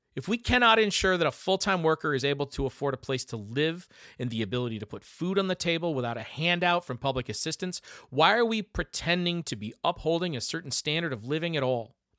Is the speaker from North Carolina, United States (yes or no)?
no; Michigan, United States; my home state of Michigan